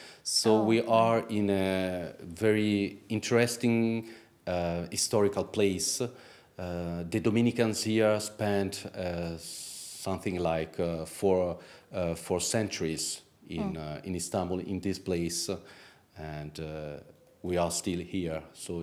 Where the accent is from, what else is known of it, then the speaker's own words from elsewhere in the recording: Italy; English is a second language; In Italy. I grew up in Italy.